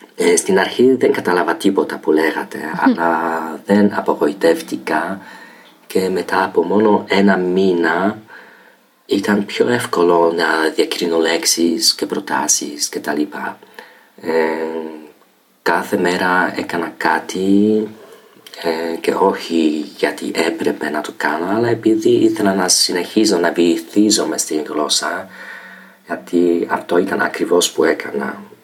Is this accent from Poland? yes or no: yes; Poland; Greek is a second language; είμαι από την Πολωνία